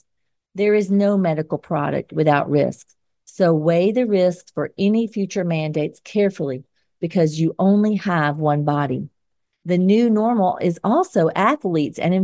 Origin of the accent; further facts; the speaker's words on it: Georgia, United States; accent: Georgia; my Georgia accent